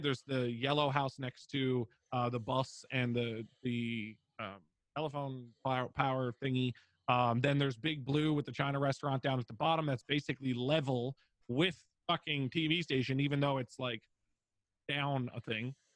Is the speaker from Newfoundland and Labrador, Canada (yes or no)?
yes; Newfoundland and Labrador, Canada; I'm a Newfoundlander from Canada